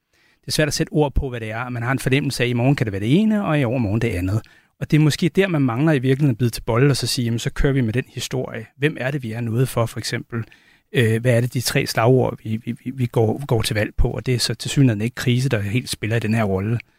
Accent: Denmark; den velfærd, vi vil have som danskere

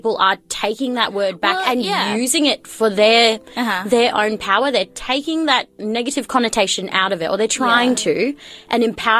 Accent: Philippines

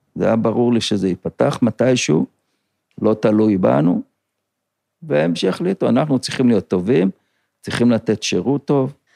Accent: Kinneret, Northern District, Israel; אני נולדתי פה בקיבוץ

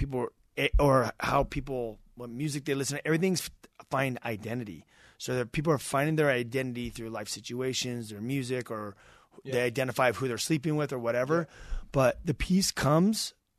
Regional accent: Idaho, United States; I grew up in Idaho, a little country town.

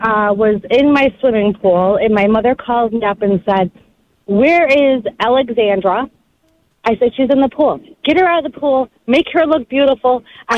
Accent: Greece, New York, United States; I'm from Greece.

